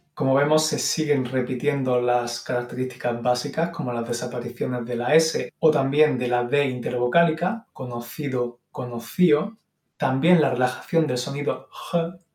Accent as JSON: {"language": "Spanish", "town": "Málaga", "region": "Andalusia", "country": "Spain", "said": "yo soy andaluz"}